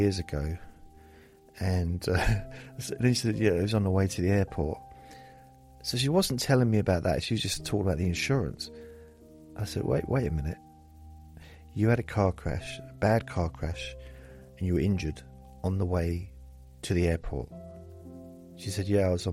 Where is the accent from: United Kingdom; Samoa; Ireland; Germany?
United Kingdom; England; I'm English